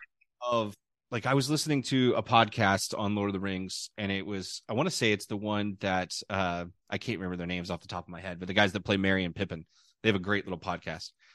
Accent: United States; being an American

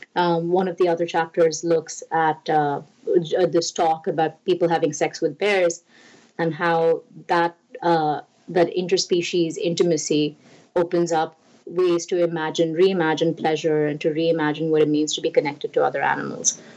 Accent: India; moved away; I grew up in India

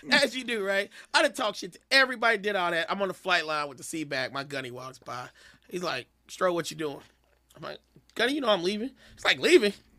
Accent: Kansas City, United States; moved away as an adult; I'm a kid from Kansas City

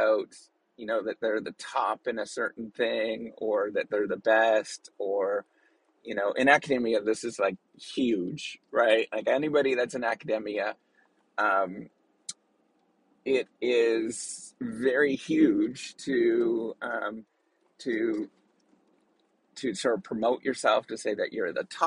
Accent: Northern Ontario, Canada; I'm Canadian. I was born and raised in actually real, real hardcore Canadian area. And we're sort of the Canadian of the Canadian part. Like Northern Ontario, you know, in a small little town.

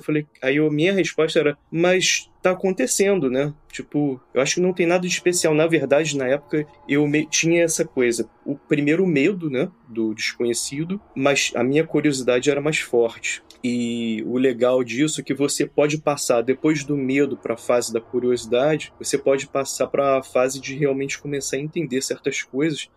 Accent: Brazil; moved away as an adult; eu fui, fui criado no Brasil, né? Até como você, sou expat, né? Agora eu já não moro no Brasil mais

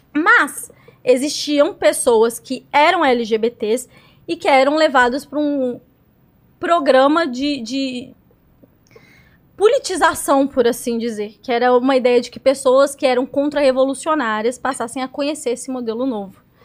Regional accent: Ribeirão das Neves, Minas Gerais, Brazil; eu crescendo em Ribeirão das Neves, quando eu fui para Cuba

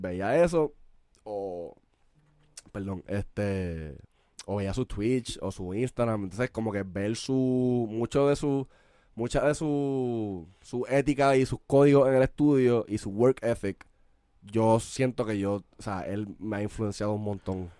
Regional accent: San Juan metropolitan area, Puerto Rico; nosotros somos de la Metro

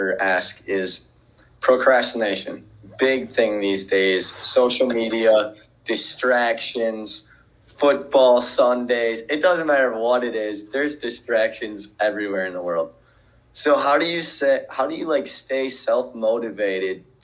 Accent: Wisconsin, United States; I'm born and raised in Wisconsin

